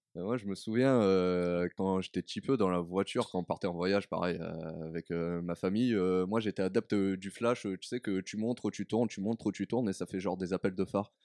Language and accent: French; Carpentras, Provence-Alpes-Côte d'Azur, France; moved away as an adult; also born or lived in Avignon; now in Lyon, France; de Carpentras, exactement